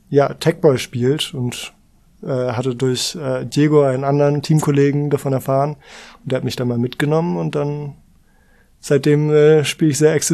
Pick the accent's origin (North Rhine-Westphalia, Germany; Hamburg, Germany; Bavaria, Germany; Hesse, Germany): Hamburg, Germany; Ich bin hier im Viertel groß geworden und dementsprechend irgendwie schon, seitdem ich denken kann, St. Pauli-Fan.